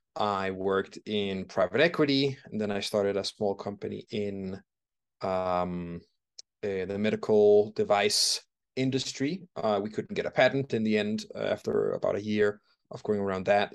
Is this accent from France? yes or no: no; Denmark; moved away as an adult; also born or lived in London, United Kingdom; now in Bogotá, Colombia; I'm originally from Denmark